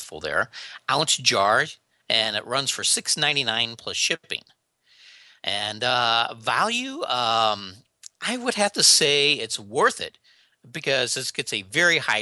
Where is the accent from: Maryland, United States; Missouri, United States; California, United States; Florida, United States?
Missouri, United States; St. Louis; I'm from the St. Louis, Missouri area